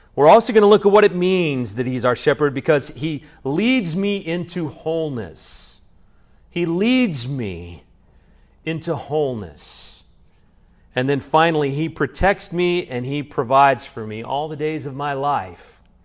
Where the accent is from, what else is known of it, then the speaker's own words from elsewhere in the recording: Salina, United States; also born or lived in Dallas; now in Georgetown, United States; I used to be a child growing up in Salina